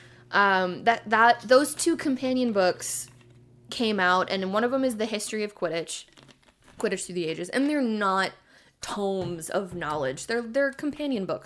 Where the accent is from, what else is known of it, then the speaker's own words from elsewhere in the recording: Oregon, United States; I'm from Oregon